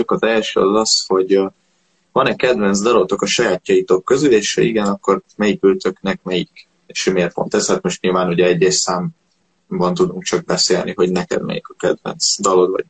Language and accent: Hungarian; Hungary; magyar vagyok, magyarul éneklek, mert ezzel mutatom ki azt, hogy, hogy én, én magyar vagyok.